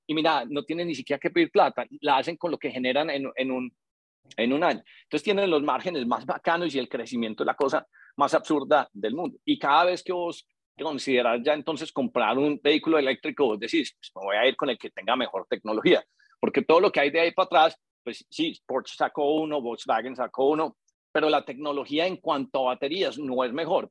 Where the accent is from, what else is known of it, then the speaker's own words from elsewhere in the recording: Colombia; nosotros como colombianos